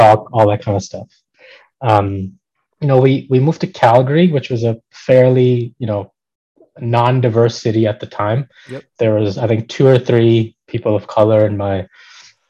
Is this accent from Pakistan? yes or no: yes; Pakistan; now in Canada; I come from Pakistan. That's where I grew up, born and raised